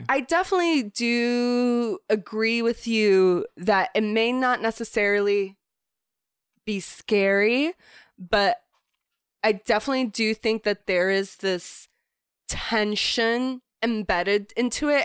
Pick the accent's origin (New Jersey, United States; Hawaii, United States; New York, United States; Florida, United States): Florida, United States; moved away; growing up in Florida